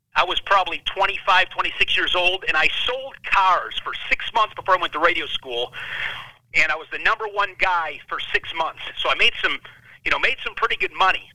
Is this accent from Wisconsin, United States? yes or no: yes; Ripon, Wisconsin, United States; my hometown of, of Ripon, Wisconsin